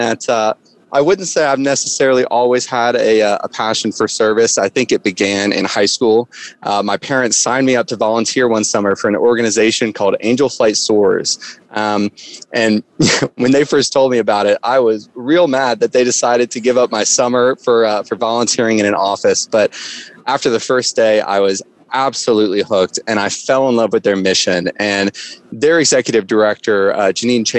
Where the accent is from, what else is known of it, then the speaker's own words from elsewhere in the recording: Atlanta, Georgia, United States; moved away as an adult; now in Montana, United States; I'm from Atlanta, Georgia. Grew up in Georgia